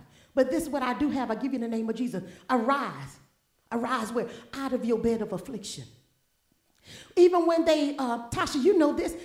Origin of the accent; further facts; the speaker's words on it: New Orleans, Louisiana, United States; also born or lived in Mobile, Alabama; I was born and raised there.